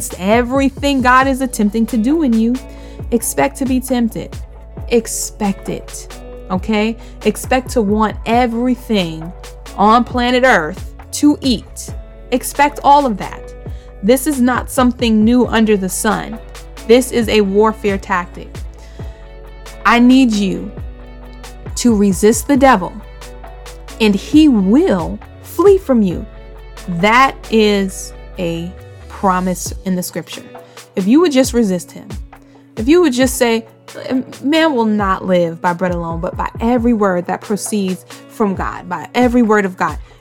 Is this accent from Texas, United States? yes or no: no; New York City, New York, United States; I'm from Bushwick. So I grew up around a bunch of Dominicans and Puerto Ricans